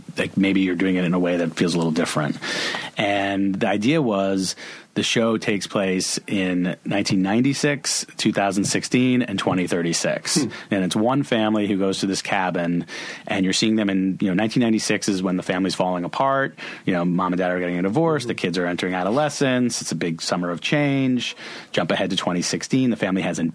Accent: Boston, Massachusetts, United States; moved away; also born or lived in Los Angeles / New York; going to Cape Cod every summer as a Bostonian.

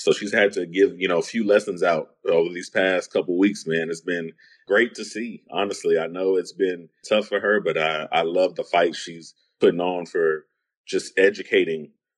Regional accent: Baltimore, Maryland, United States; You know, I grew up on Baltimore Mid Crown. Definitely a predominantly black neighborhood. Poverty, a lot of just hood stuff going on

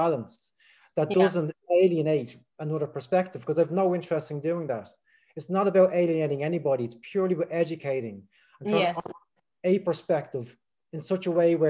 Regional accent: Dublin, Leinster, Ireland; I'm from Dublin in Ireland

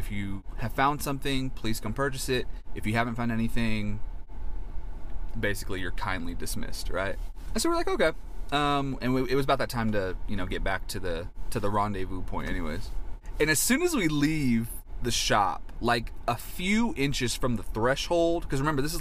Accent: United States; I'm from the United States

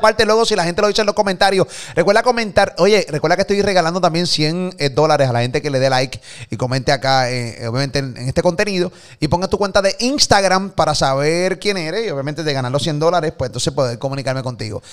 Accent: Puerto Rico; nos criaron aquí en PR

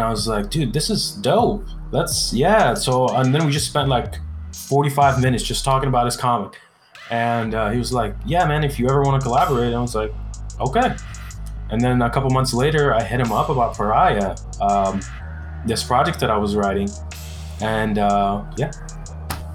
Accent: Cairo, Cairo Governorate, Egypt; now in California, United States; I'm originally from Egypt. I'm Egyptian. So I was born in Cairo, Egypt, in like the slums

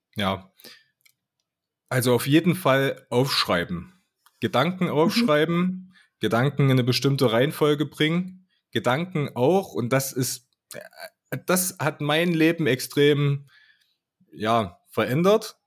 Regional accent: Altenburg, Thuringia, Germany; ich komme aus Altenburg, aus, aus der Skatstadt

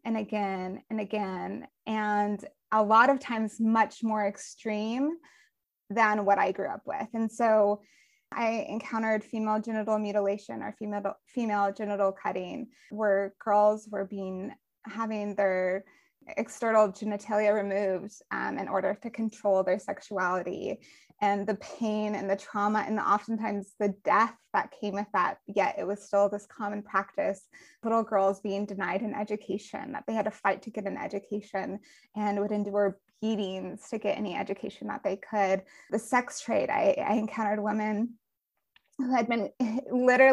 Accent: Colorado, United States; now in Georgia, United States; I grew up in Colorado and in the suburbs of Colorado.

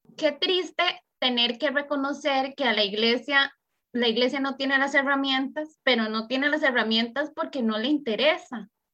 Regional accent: Costa Rica; Anita y yo somos de Costa Rica

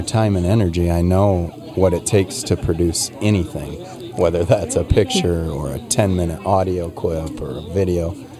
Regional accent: Manchester, Iowa, United States; We are Manchester kids

